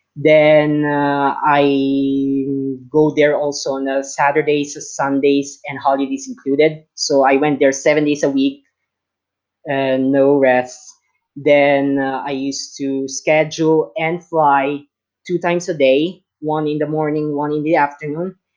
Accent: Philippines; I am speaking right now from my hometown in the Philippines.

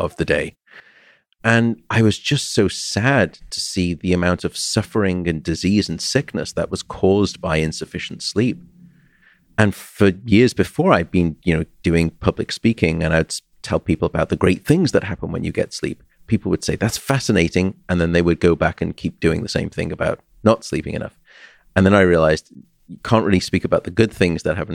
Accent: Liverpool, North West England, United Kingdom; I'm from Liverpool myself

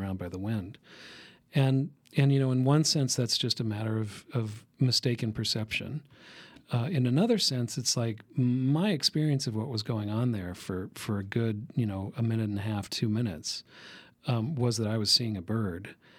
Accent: the West, United States; I grew up in the West

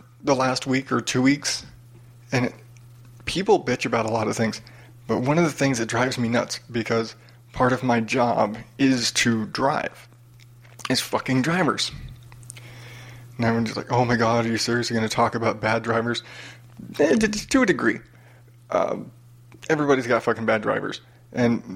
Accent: United States; born and raised in America, you know, half Mexican, half Irish

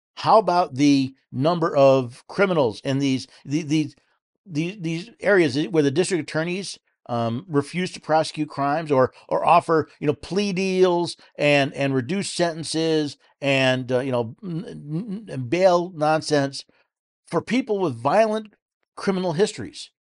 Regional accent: New York, United States; moved away; I was born and raised in New York

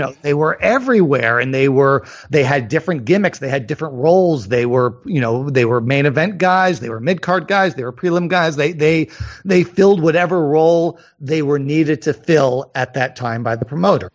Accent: Northeast, United States; I grew up in the Northeast

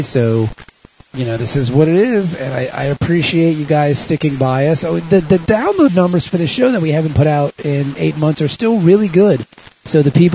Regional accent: United States; we're American nerds

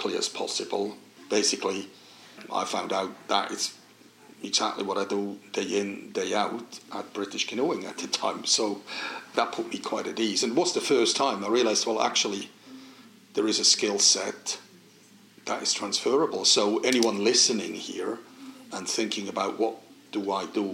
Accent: Switzerland; English is a second language; moved away as an adult; We grew up on Swiss rivers, Swiss Alps

